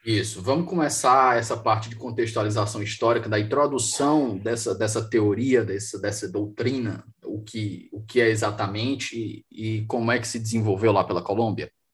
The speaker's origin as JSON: {"language": "Portuguese", "town": "Fortaleza", "region": "Ceará", "country": "Brazil", "moved": "yes", "said": "eu estou aqui na minha terra, Fortaleza"}